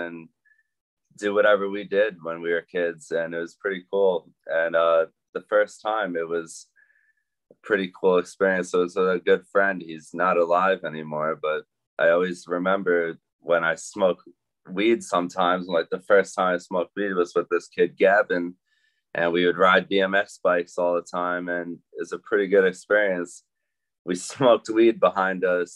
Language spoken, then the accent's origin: English; New York, United States; I'm from New York and I'm a small batch grower